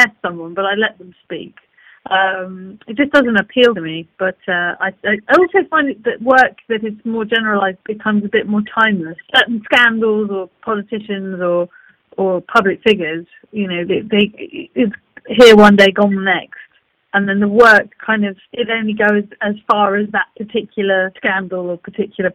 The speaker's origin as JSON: {"language": "English", "region": "London", "country": "United Kingdom", "said": "I come from Muswell Hill, for Christ's sake, you know, and I've gone to art school. My family, everything around me was sort of wacky, socialist, left field. The whole spiel, if you want. I've grown up in it"}